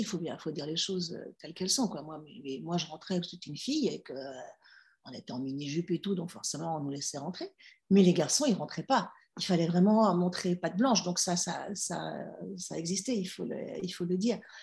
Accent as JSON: {"language": "French", "town": "Villeurbanne", "region": "Auvergne-Rhône-Alpes", "country": "France", "tie": "born or raised there", "accent": "Lyonnais", "said": "j'ai grandi en région lyonnaise, j'ai grandi à Villeurbanne"}